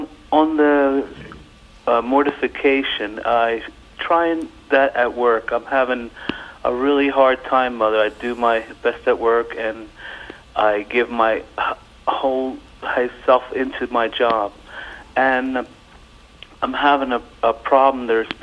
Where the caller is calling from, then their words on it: Pennsylvania, United States; I'm from Pennsylvania.